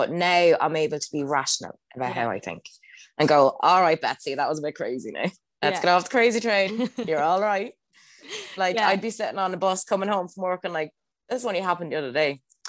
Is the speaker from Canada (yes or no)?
no; Australia; I'm so Australian. That's so embarrassing.